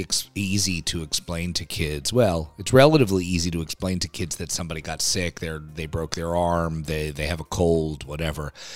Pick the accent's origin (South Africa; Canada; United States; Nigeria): United States; New York City, New York; I'm a New Yorker